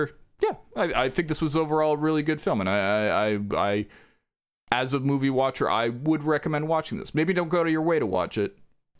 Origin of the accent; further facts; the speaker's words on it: the South, United States; accent: Southern; I didn't know how to translate that without because my Southern accent is.